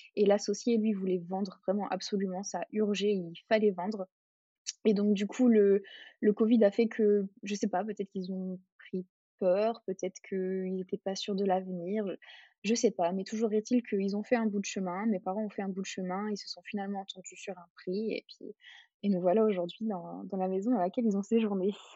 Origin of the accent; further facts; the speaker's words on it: Hardelot-Plage, Hauts-de-France, France; now in Gordes, France; on est originaire du Nord-Pas-de-Calais, donc une petite station balnéaire de d'Ardelot-Plage.